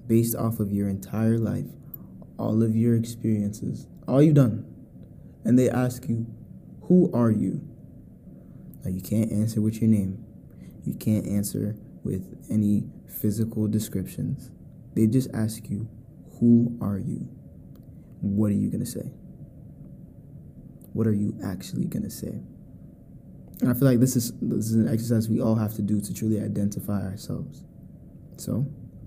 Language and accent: English; United States; I am a American-born Ghanaian entrepreneur